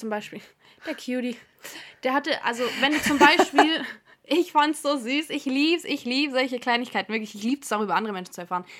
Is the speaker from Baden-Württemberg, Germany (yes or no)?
yes; near Stuttgart, Baden-Württemberg, Germany; ich bin 23 Jahre alt und wir kommen beide aus der Nähe von Stuttgart